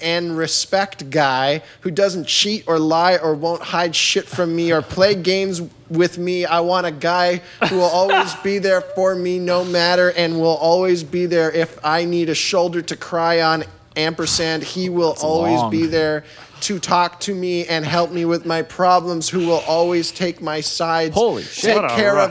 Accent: Winnipeg, Manitoba, Canada; born there; I'm 27 years old. I'm Filipino. I was born in Winnipeg, in Canada.

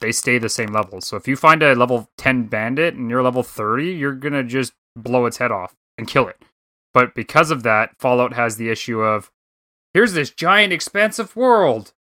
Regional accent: Canada; I'm just a Canadian guy up here

